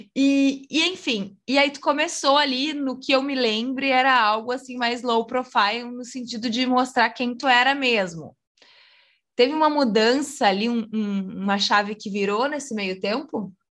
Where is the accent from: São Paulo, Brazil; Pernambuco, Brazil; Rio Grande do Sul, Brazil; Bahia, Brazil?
Rio Grande do Sul, Brazil; ela também nasceu no mesmo estado que eu, que se chama Rio Grande do Sul